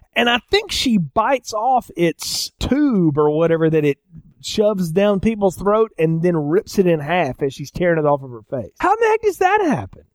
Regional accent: the South, United States; I'm from the South

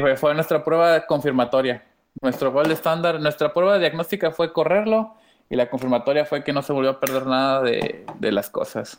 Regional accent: San Luis Potosí, Mexico; now in Nuevo León, Mexico; yo nací eh, en San Luis Potoyés

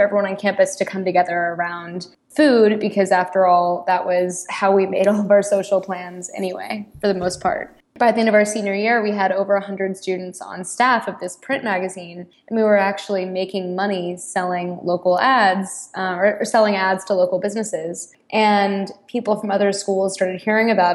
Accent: Austin, Texas, United States; moved away as an adult; also born or lived in Chicago; I am originally from Austin, Texas, which is a wonderful town, and I'm so proud to be from there.

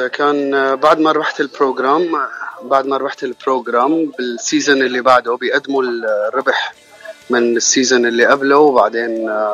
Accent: Aleppo, Aleppo Governorate, Syria; moved away as an adult; now in United States; انا من حلب عمري 32 سنه

